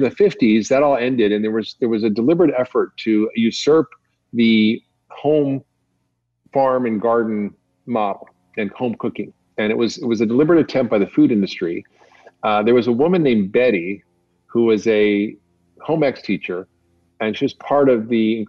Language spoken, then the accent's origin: English; Toronto, Ontario, Canada; when I was growing up in Toronto